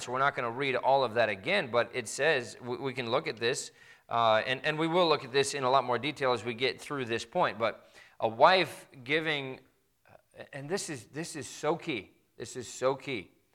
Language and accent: English; Midwest, United States; I grew up in the Midwest